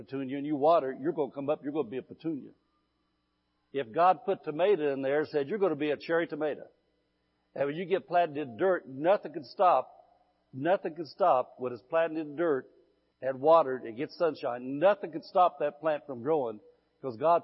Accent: Midwest, United States; moved away as an adult; now in California, United States; I'm Californian now, but I was in the Midwest 54 years

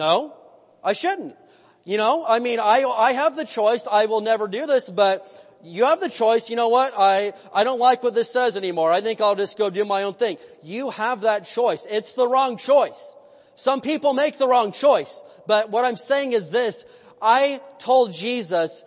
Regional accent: United States; I was born in America

